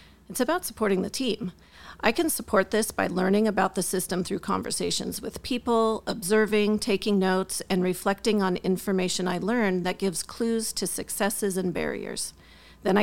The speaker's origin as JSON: {"language": "English", "region": "North Dakota", "country": "United States", "tie": "born there", "also_born_or_lived": "California / Wisconsin / Arkansas / Guam", "said": "So to keep it simple, I'll just say I was born in North Dakota. I attended kindergarten in Merced when my dad was stationed at Castle Air Force Base, and I graduated from high school in Wisconsin."}